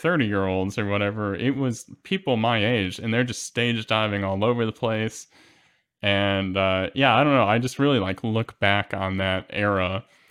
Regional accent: Midwest, United States; I'm a Midwesterner

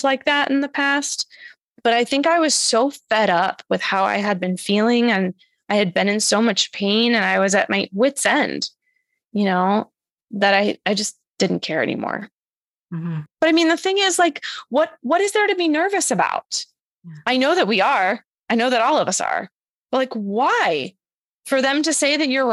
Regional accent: Massachusetts, United States; moved away as an adult; now in New York City, United States; my hometown of Massachusetts and I've been in New York City

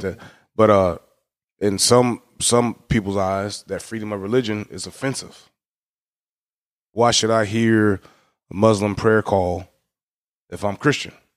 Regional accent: United States; we as Americans, being an American is actually a privilege

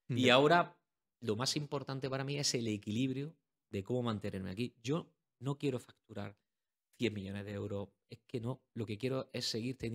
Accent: Almería, Andalusia, Spain; Hombre, porque soy de Almería. Es que la gente no sabe dónde está Almería, pero Almería es el mejor sitio para vivir dentro de nuestras deficiencias

